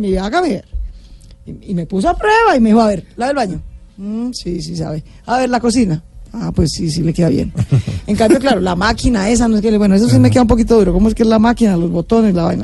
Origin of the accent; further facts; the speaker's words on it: Bogotá, Bogotá Capital District, Colombia; also born or lived in Boyacá; Los bogotanos somos minoría en Bogotá